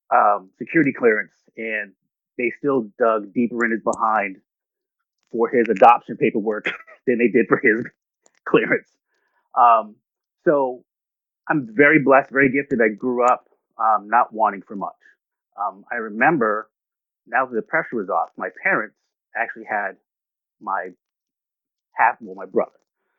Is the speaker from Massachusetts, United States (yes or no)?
yes; Boston, Massachusetts, United States; born there; I was born in Boston, Massachusetts in 1972.